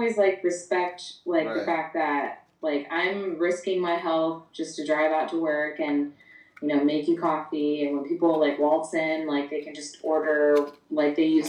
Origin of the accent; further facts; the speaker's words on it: Long Beach, California, United States; the youngest of the two. I'm born and raised in Long Beach. Long Beach native.